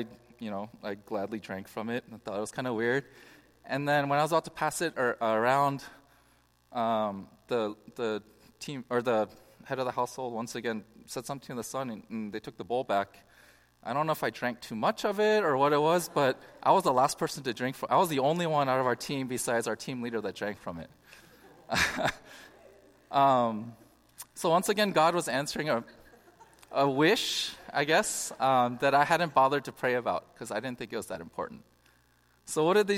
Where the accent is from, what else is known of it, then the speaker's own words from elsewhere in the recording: Bay Area, California, United States; I grew up in the Bay Area